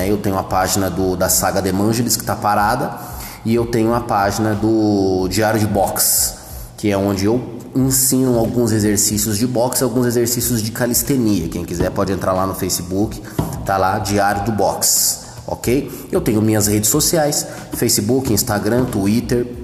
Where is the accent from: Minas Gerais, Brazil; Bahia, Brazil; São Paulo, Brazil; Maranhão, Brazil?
São Paulo, Brazil; Santo André; born there; Eu sou andreense de nascimento, nasci em Santo André, no bairro do Camilópolis né? Porém, morei muito pouco tempo uh, em Santo André, mas trabalhei bastante em Santo André, ok?